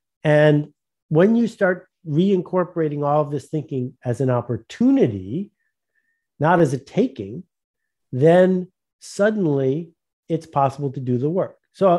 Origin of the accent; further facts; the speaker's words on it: Buffalo, New York, United States; So, you know, I grew up near Buffalo, New York, and that was the home of Fisher Price